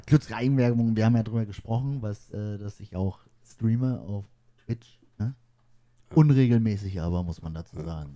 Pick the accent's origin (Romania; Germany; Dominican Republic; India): Germany; Mecklenburg-Vorpommern; wir kommen aus Mecklenburg-Vorpommern